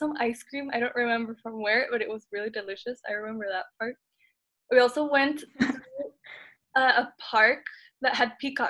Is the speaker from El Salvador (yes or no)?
yes; San Salvador, El Salvador; now in Monterrey, Mexico; But I feel like I'm from San Salvador, that's where I was born.